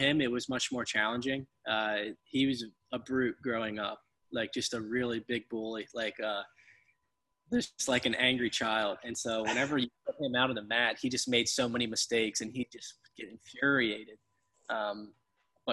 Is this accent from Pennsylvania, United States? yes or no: yes; Pennsylvania, United States; growing up in Pennsylvania